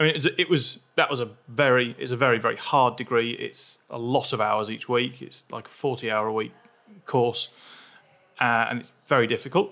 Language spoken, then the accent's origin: English; near Manchester, North West England, United Kingdom; moved away as an adult; also born or lived in Sheffield; I grew up near Manchester, and I went to uni in Sheffield.